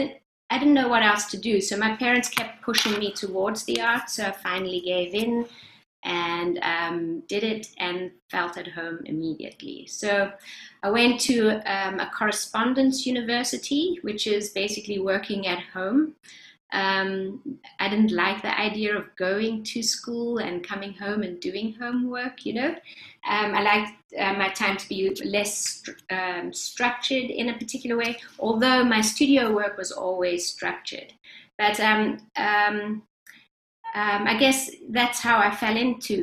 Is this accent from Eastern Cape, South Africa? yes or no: no; Johannesburg, Gauteng, South Africa; now in Boston, United States; I'm from South Africa originally. I grew up in Johannesburg, and I have been in Boston for quite some time.